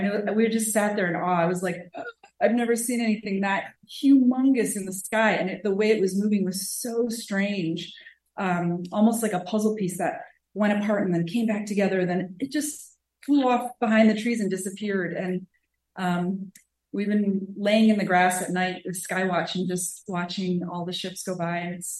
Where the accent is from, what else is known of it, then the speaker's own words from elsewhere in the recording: Seattle, Washington, United States; I'm from Seattle, Washington.